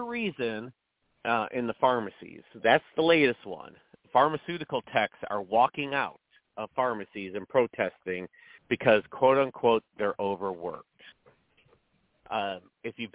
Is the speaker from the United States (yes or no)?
yes; Elgin, Illinois, United States; I grew up in the Chicago school system. Well, it's actually Elgin school system